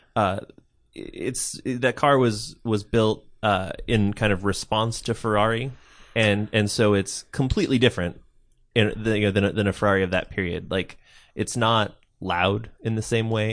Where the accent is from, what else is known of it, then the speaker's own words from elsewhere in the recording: Pacific Northwest, United States; I'm from, I'm from the Pacific Northwest myself